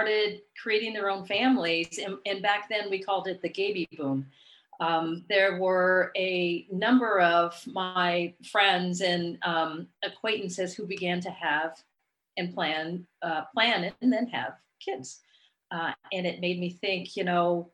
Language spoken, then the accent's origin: English; San Diego, California, United States; now in Sacramento, United States; I grew up down in San Diego